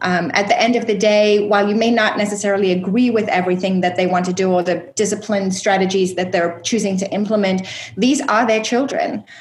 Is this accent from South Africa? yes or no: yes; South Africa; moved away as an adult; also born or lived in upstate New York; I was actually born and raised in South Africa